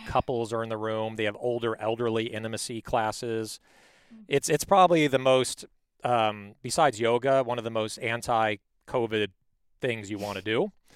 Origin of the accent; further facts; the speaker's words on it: Palos Verdes, California, United States; I was raised in Palos Verdes.